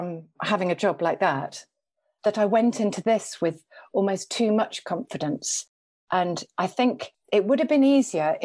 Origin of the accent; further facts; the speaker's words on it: Liverpool, North West England, United Kingdom; I grew up near Liverpool.